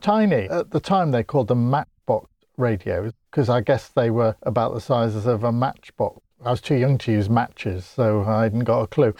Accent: Grimsby, Yorkshire and the Humber, United Kingdom; I come from Grimsby, and we're not known for the speaking so much

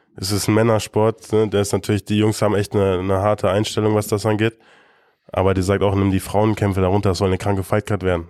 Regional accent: Germany; wir sind Deutsche.

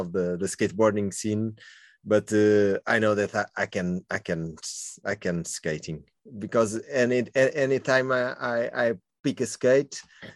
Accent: Lisbon, Portugal; I grew up in Lumiar. It's okay, in the north part of Lisbon. And I was born in the center of Lisbon

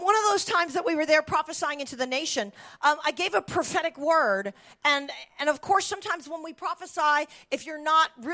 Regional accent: United States; as an American

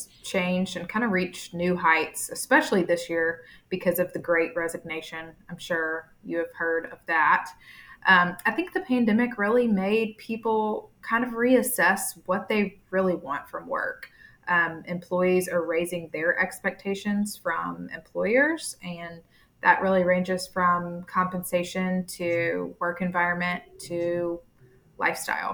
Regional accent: Montgomery, Alabama, United States; moved away as an adult; also born or lived in Tuscaloosa, Alabama / Birmingham, Alabama; now in Tampa, United States; from Montgomery, Alabama. I was born and raised there

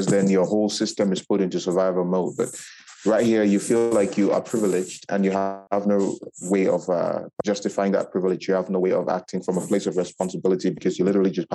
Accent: Cameroon; moved away as an adult; now in Morocco; I am from Cameroon.

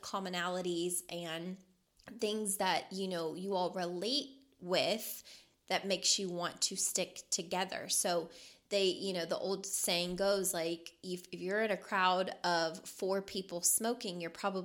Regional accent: Louisville, Kentucky, United States; moved away as an adult; now in Las Vegas, United States; I was born and raised in Louisville, Kentucky

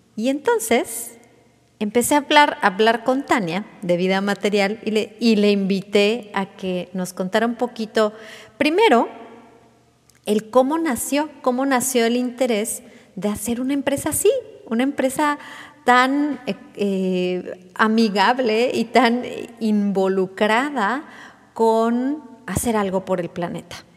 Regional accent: Mexico

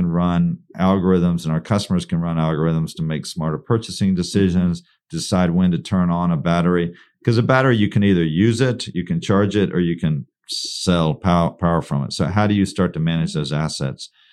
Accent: Texas, United States; I'm from Texas.

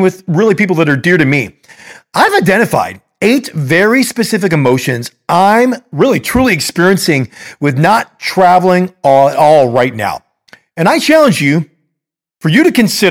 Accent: Chicago, Illinois, United States; I'm a Chicagoan

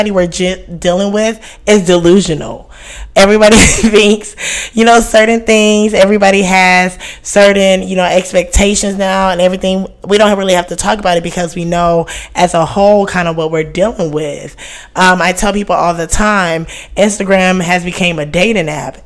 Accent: Houston, Texas, United States; This is my hometown, Houston

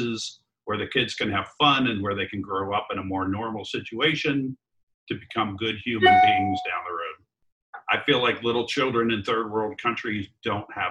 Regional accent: East Coast, United States; moved away; I grew up on the East Coast. We had winters for 7 months a year.

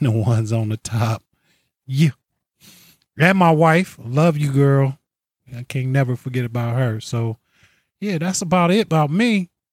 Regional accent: New York, United States; moved away as an adult; now in California, United States; I'm originally from New York. I've lived in, I've lived in New York most of my

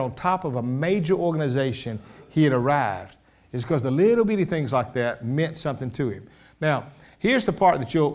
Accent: Columbus, Georgia, United States; Columbus, Georgia

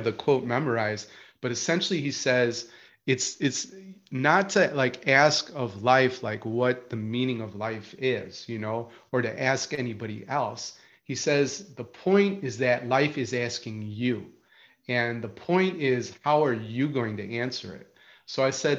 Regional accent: Chicago, Illinois, United States; moved away as an adult; also born or lived in Marietta, Georgia; I'm moving from Chicago, a Midwestern boy, right? And an urban boy to Marietta, Georgia

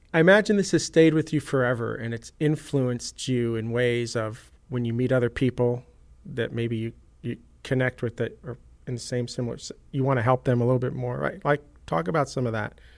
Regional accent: New York, United States; I grew up in New York

